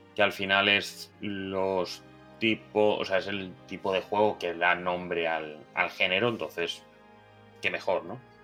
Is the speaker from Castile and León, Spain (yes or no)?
no; Catalonia, Spain; como catalán que soy